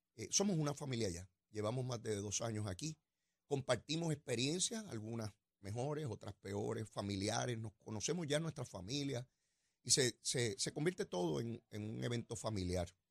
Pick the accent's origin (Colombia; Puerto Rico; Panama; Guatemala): Puerto Rico; haber nacido en esta tierra y ser puertorriqueño